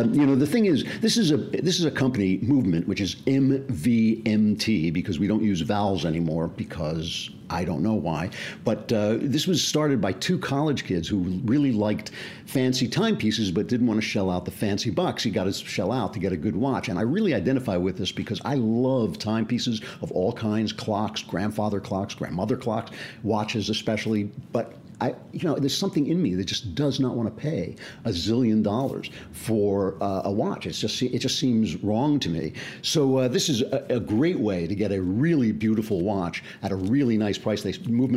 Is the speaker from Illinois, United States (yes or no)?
no; New York, United States; moved away; I am from New York